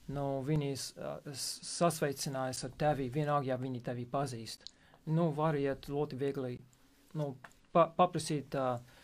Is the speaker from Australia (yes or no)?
no; West Virginia, United States; Latvian is a second language; moved away as an adult; now in Latvia; es esmu no Rītuma Virģīnijas.